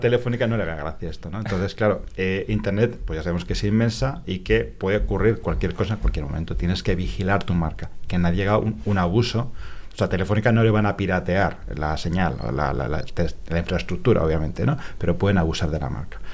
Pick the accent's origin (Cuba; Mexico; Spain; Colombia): Spain; los españoles que vamos allá